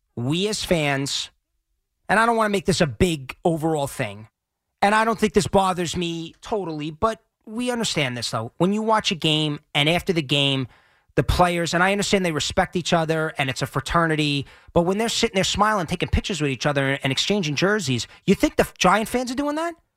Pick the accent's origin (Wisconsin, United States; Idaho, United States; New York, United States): New York, United States; Long Island; also born or lived in Manhattan; I grew up on Long Island. I now live in Manhattan